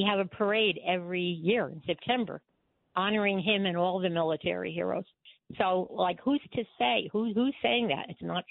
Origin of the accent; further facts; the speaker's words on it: Raritan, New Jersey, United States; now in Somerville, United States; I grew up in Raritan. I'm a Raritan girl